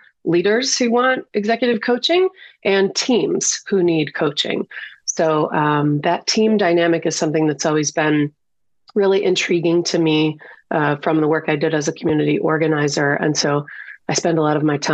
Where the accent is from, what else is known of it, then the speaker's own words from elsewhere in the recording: Detroit, Michigan, United States; Born and raised in Detroit, big time city girl